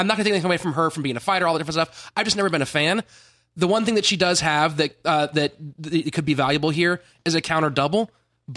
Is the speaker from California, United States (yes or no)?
yes; Sacramento, California, United States; I grew up in Sacramento. I grew up around NorCal guys like